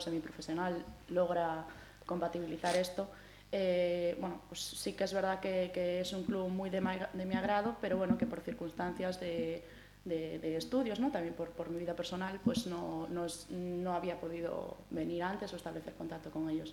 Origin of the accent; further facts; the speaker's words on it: Santiago de Compostela, Galicia, Spain; yo soy una chica gallega, ¿no? Soy de Santiago